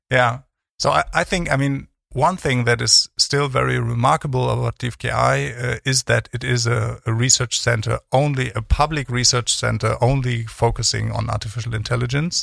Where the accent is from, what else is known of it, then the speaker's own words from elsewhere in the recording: Cologne, North Rhine-Westphalia, Germany; moved away as an adult; also born or lived in East Berlin / Freiburg; now in Bremen, Germany; left Berlin when I was 10 years old, so um, not alone, but with my mother. So uh, I went to Cologne